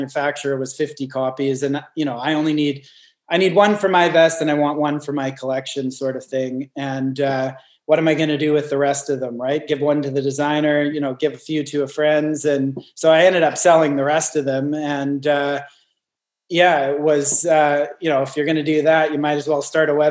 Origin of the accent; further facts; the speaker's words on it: Northern British Columbia, Canada; now in Newcastle, Australia; I grew up in Northern British Columbia, pretty far away from any major gigs.